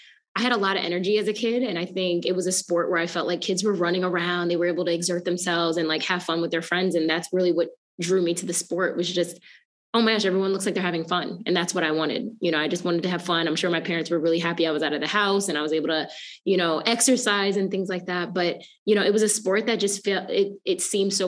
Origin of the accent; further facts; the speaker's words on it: Rockville Centre, New York, United States; as a young girl, I grew up in a small town called Raffles Center, New York. It's on Long Island